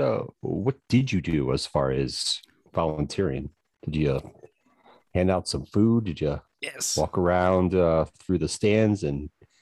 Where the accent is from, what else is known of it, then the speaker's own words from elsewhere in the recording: Chicago, Illinois, United States; moved away; he's in my hometown of Chicago